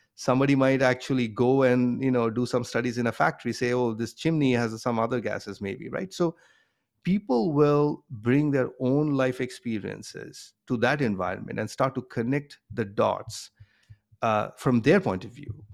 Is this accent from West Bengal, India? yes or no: yes; Kolkata, West Bengal, India; moved away as an adult; also born or lived in Bombay, India / Boston, United States; now in United States; I grew up in India, um, in a city called Calcutta